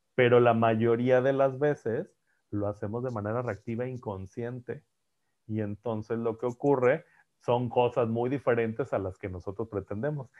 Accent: Monterrey, Nuevo León, Mexico; Yo soy de Monterrey, pues es que así hablamos en Monterrey.

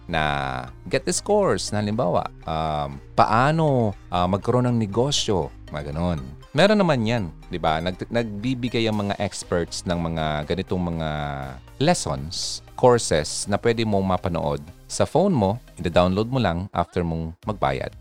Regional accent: Philippines; bilang Pilipino

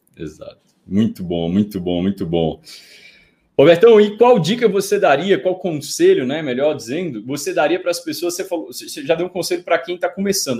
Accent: bordering Bahia, small town in northern Minas Gerais, Brazil; also born or lived in Montes Claros; na minha cidade natal, já que você tocou nesse ponto, eu sou de uma cidade muito pequena também, né? No norte de Minas Gerais, divisa com a Bahia

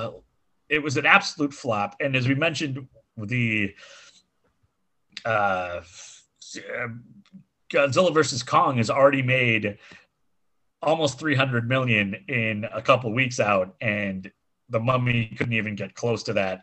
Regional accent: Seward, Nebraska, United States; Lincoln, which was 20 miles away from where I was born in Seward.

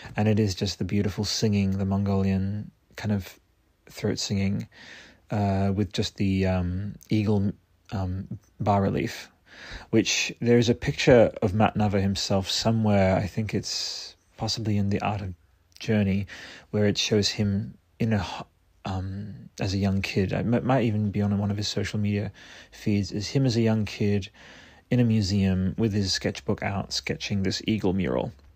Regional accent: Australia; Australian, which is my home country

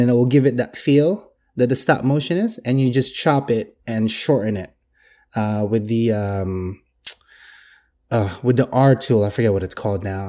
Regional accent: Philippines; I'm Filipino

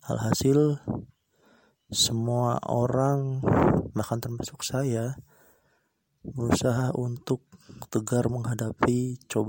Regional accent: Batang, Central Java, Indonesia; Saya berasal dari Kabupaten Batang, Jawa Tengah.

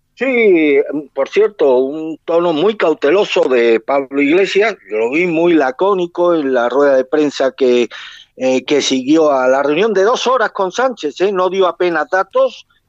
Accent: Spain; eso a mí como español, pero sobre todo como trabajador autónomo

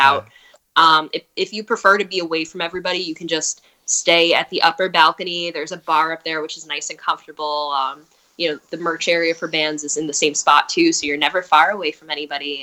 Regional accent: East Brunswick, New Jersey, United States; I'm also from East Brunswick

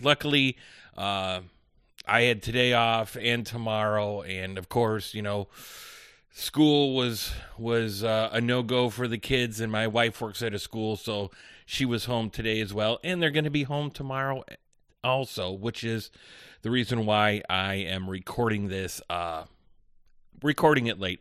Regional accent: Chicago, Illinois, United States; I'm from the Chicagoland area

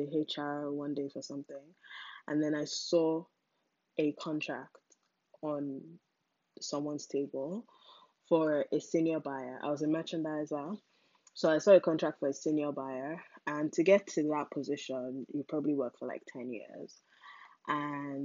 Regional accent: Nigeria; moved away as an adult; also born or lived in England; growing up in Nigeria

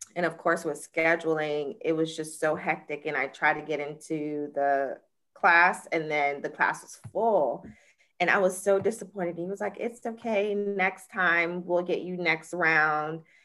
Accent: Jacksonville, Florida, United States; I'm from Jacksonville, Florida

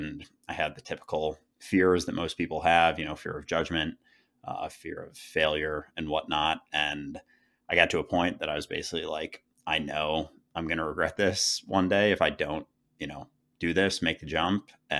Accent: Minneapolis, Minnesota, United States; now in New York, United States; So yeah, I grew up in Minneapolis, Minnesota, went to school in Philadelphia, and now I've lived in New York for the past few years.

